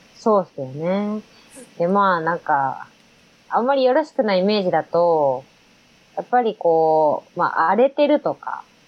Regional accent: Katano, Osaka, Japan; 私は大阪人なんで

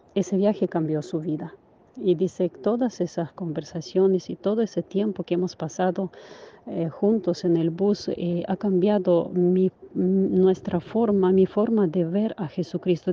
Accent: Ukraine; now in Spain; mi país

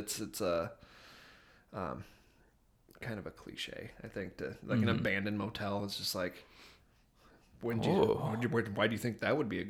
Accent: Northwest Iowa, United States; also born or lived in Des Moines; when I'm driving home from Des Moines to Northwest Iowa.

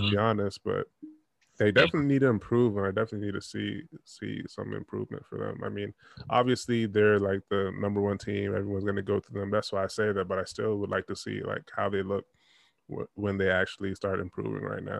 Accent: Toronto, Ontario, Canada; I'm from Toronto and I was out in Nova Scotia, so that's that's out east.

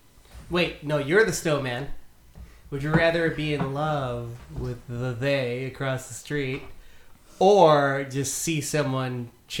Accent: Lodi, United States; we had just moved to Lodi, where we both are from. But I was not originally from Lodi.

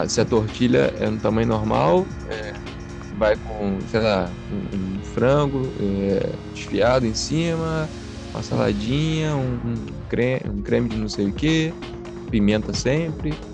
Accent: Rio de Janeiro, Brazil; moved away as an adult; eu sou nascido e criado no, no Rio

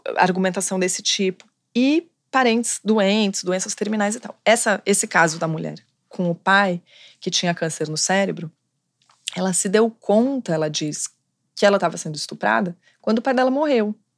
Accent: São Paulo, Brazil; moved away as an adult; now in Rio de Janeiro, Brazil; E sou de São Paulo, mas moro aqui no Rio

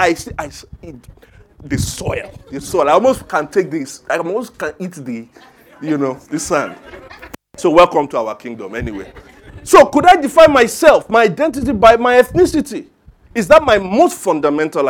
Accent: Ijebu Ode, Ogun State, Nigeria; As a son of the soil. I'm from Ijebu Ode. I'm an Ijebu, a proud Ijebu man. I live on Ijebu land.

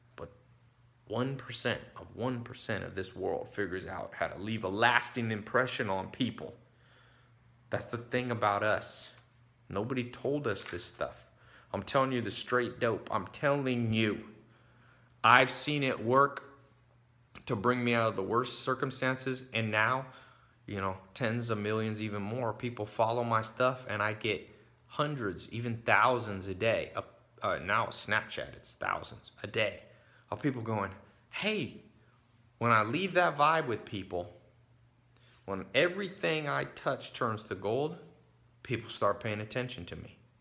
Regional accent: Long Beach, California, United States; I was born in Long Beach. I was born in the ghetto

